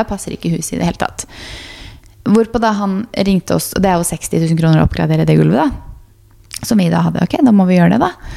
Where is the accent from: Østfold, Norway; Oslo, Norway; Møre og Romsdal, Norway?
Østfold, Norway; Fredrikstad; moved away; vi var hjemme i Fredrikstad